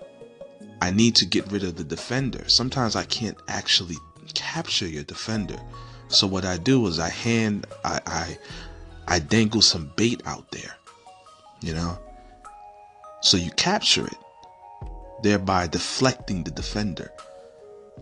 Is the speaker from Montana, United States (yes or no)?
no; New York, United States; I come from New York